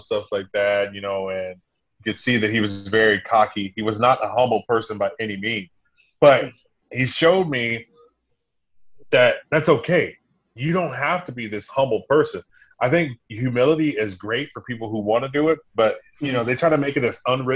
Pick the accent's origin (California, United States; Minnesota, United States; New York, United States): California, United States; Compton; I'm originally from Compton. Not even originally. I'm from L.A. County. So, you know, I'm a California kid, West Coast kid.